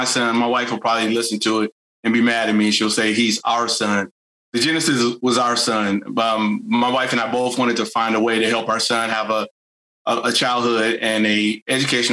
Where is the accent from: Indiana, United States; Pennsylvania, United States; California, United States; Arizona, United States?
Indiana, United States; Gary; moved away; I'm from Gary originally.